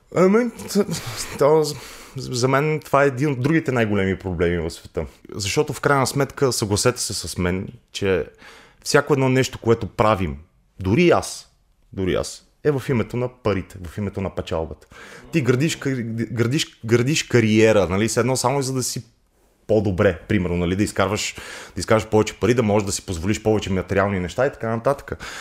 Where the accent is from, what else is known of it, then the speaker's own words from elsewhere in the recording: Montana, Montana Province, Bulgaria; moved away; Аз съм родом, родом от Монтана.